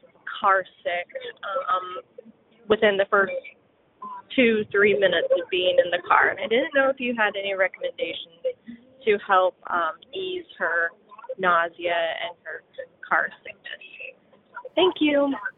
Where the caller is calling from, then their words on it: Belleville, Illinois, United States; I'm from Belleville, Illinois